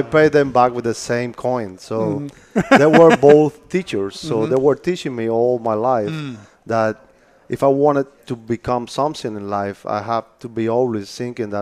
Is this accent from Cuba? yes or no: yes; Havana, Cuba; moved away as an adult; now in Fort Myers, United States; I was born and raised in Havana, Cuba